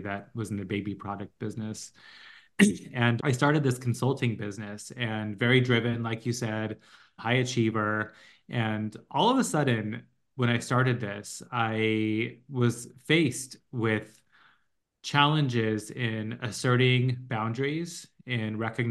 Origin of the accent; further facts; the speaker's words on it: Los Angeles, California, United States; moved away as an adult; also born or lived in New York; We're both from LA and we wanted to move back.